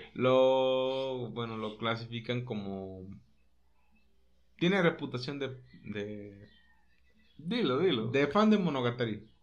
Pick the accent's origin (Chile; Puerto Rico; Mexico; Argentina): Mexico; aquí nosotros somos mexicanos